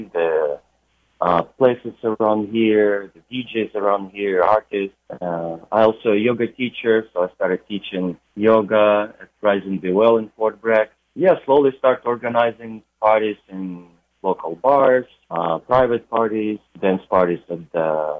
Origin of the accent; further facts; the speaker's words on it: Ukraine; moved away as an adult; also born or lived in New York City, United States; now in California, United States; originally I'm from Ukraine and been in the United States for about 12 years now